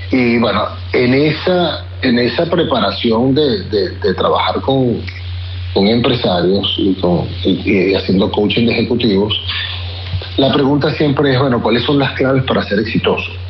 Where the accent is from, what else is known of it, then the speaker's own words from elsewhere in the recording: Venezuela; Y una vez que fuimos expropiados, así como muchos venezolanos, nos tuvimos que, reinventar.